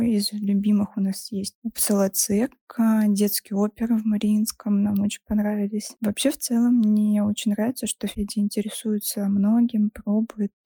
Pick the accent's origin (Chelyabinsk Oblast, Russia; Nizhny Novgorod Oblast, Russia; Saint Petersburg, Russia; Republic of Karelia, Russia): Saint Petersburg, Russia; Мне 34, я из Петербурга.